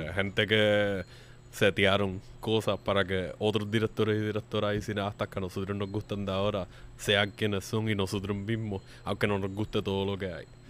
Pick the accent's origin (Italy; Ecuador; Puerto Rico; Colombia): Puerto Rico; nosotros no somos de Estados Unidos, aunque somos un territorio una colonia estadounidense